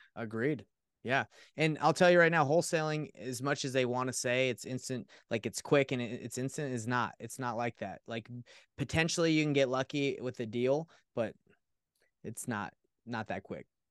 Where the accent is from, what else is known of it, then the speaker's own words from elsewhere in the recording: Atlanta, Georgia, United States; now in Utah, United States; I grew up in Atlanta, Georgia